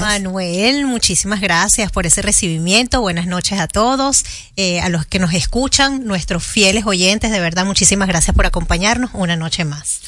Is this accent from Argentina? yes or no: no; Venezuela; now in Dominican Republic; Soy venezolana, adoro mi país